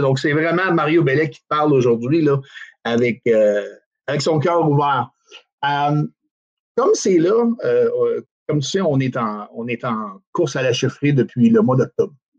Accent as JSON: {"language": "French", "area": "Outaouais", "region": "Quebec", "country": "Canada", "tie": "born or raised there", "said": "je suis originaire de l'Outaouais"}